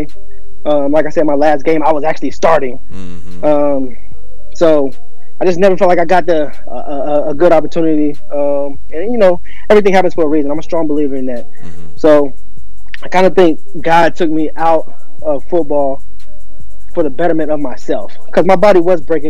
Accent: Lexington, Kentucky, United States; I'm originally from Lexington, Kentucky, born and raised

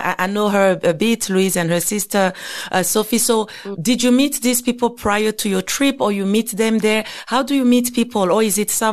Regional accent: Lubumbashi, Haut-Katanga, DR Congo; I'm from Lubumbashi

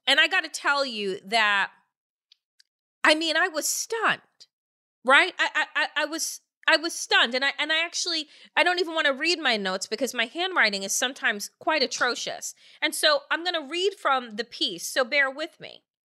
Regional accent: Eastern Long Island, New York, United States; when I was growing up on Eastern Long Island

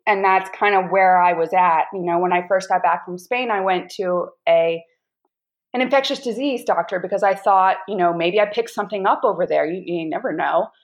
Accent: North Carolina, United States; moved away as an adult; now in Washington, D.C., United States; Originally from North Carolina, moved to D.C. eight years ago, and currently still in DC.

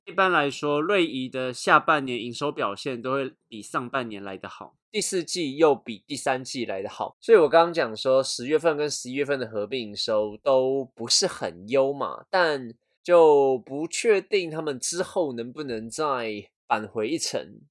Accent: Taiwan; 我们台湾人

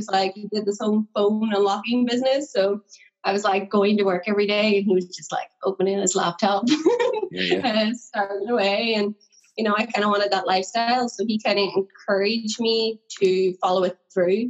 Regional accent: Northern Ireland, United Kingdom; I'm from Northern Ireland

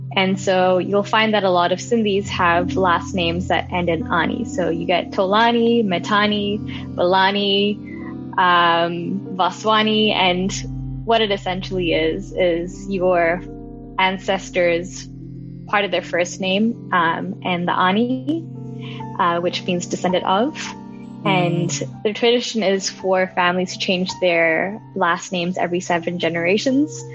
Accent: Hong Kong; I was born and raised in Hong Kong

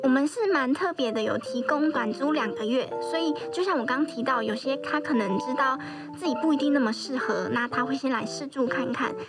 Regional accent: Kaohsiung, Taiwan; now in Taipei, Taiwan; 那我本身是高雄人，也是北漂的青年。

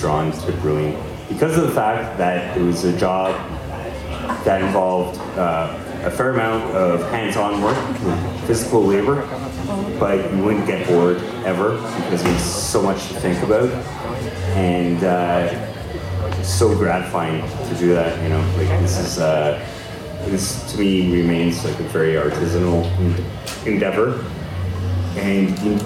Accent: Montreal, Quebec, Canada; I got reinterested in beer when I was in my late teens, growing up in Montreal

